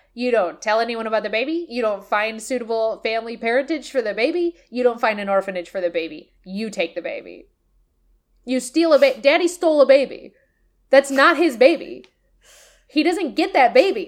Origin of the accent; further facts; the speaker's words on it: United States; me as an American